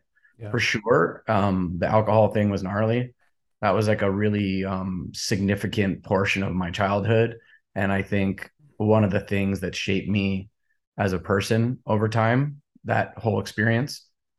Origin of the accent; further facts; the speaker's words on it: Kona, Hawaii, United States; I was born and raised in Hawaii.